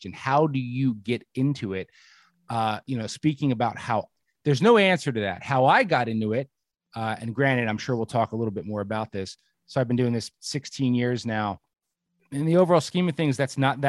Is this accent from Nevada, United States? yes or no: no; New Jersey, United States; moved away as an adult; now in Pennsylvania, United States; Born and raised in Jersey